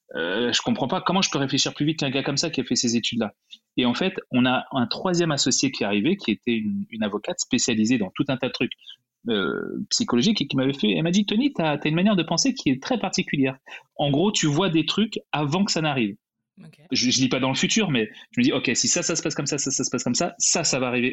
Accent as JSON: {"language": "French", "country": "France", "also_born_or_lived": "Canada", "moved": "as an adult", "said": "je suis venu au Canada, je suis français"}